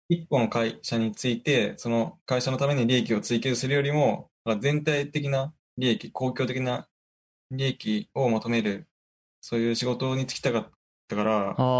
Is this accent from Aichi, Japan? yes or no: yes; Aichi, Japan; 出身は愛知県です